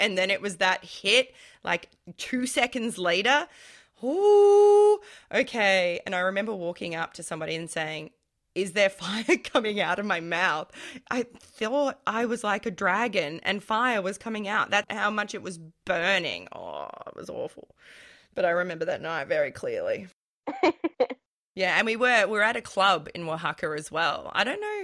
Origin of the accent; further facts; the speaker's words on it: Australia; I'm an Australian